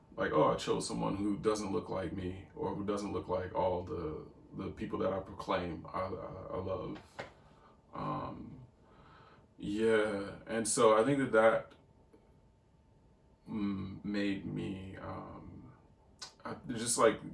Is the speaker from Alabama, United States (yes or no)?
no; St. Louis, Missouri, United States; My mom, we lived in the, I'm from St. Louis, and we lived in the hood. So I was constantly surrounded by black people growing up.